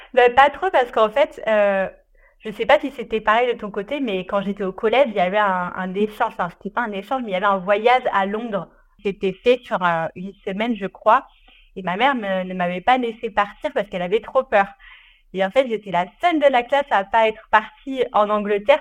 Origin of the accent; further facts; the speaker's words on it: Ardèche, Auvergne-Rhône-Alpes, France; j'ai grandi en Ardèche